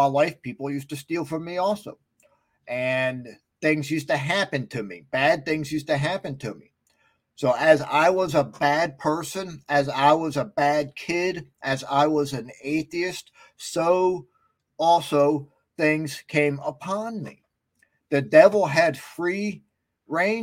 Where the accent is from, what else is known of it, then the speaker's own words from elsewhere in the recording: West Milford, New Jersey, United States; back when I grew up in West Milford, New Jersey